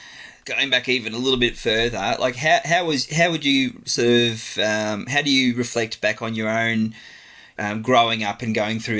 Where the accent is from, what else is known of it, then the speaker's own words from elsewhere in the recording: Bendigo, Victoria, Australia; I'm a Bendigo man.